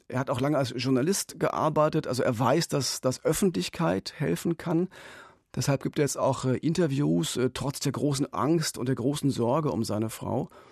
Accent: Frankfurt, Brandenburg, Germany; Frankfurt an der Oder, meine Heimatstadt, direkt an der Grenze zu Polen

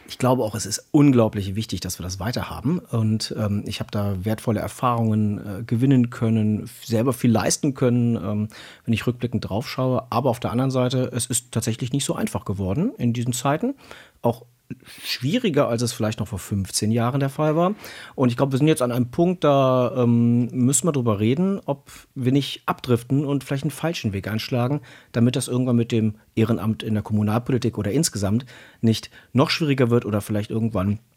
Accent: Cologne, North Rhine-Westphalia, Germany; Wenn ich in meine, ja, in meine Heimatstadt gucke, in meinen Bezirk, ich war ehrenamtlicher Bürgermeister zuletzt eines Bezirks mit über 120.000 Einwohnern. Gucke ich über die ähm, Stadtgrenze von Köln hinaus

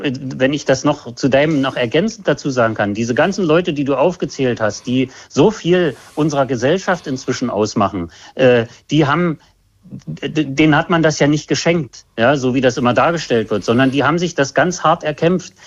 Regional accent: GDR, near the inner-German border, East Germany, Germany; Ich bin in der DDR aufgewachsen, äh, dicht an der äh, Grenze zum äh, anderen Teil Deutschlands

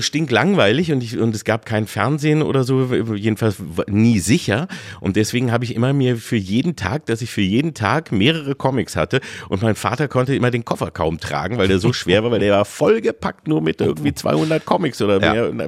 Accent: Engelbostel, Lower Saxony, Germany; zu dem kleinen äh, Krämerladen, den es da bei uns in Engelbostel nur gab

